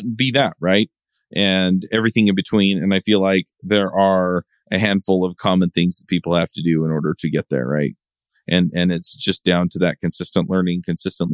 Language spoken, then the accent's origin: English; Utah, United States; I grew up in Utah and I live in Utah